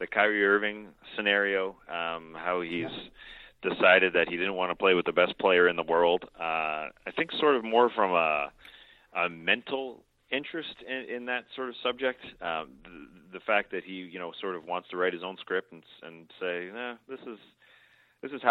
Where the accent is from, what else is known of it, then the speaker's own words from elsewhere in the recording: Toronto, Ontario, Canada; moved away as an adult; now in Atlanta, United States; my hometown Toronto Raptors